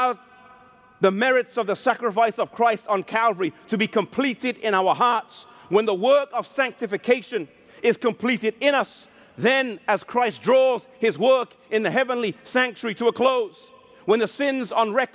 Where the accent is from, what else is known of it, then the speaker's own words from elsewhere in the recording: England, United Kingdom; I'm half Icelandic and half Mauritian, though I was born in England